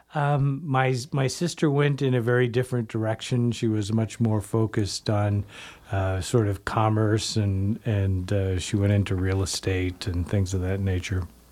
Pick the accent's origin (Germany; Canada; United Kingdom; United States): United States; Canby, Oregon; moved away; I grew up, uh, in Canby, Oregon